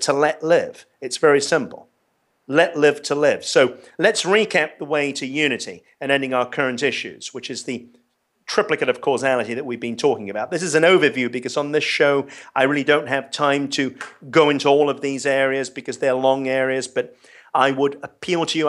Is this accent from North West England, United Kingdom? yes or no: no; London, United Kingdom; I grew up in London, and I was very privileged